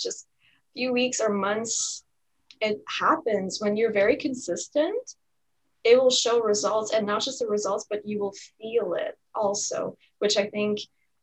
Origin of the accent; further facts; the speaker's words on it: Canada; also born or lived in Ottawa, Ontario; I'm from Canada. I live in the city, I'm in the province of Ontario, and I live in the city of Ottawa.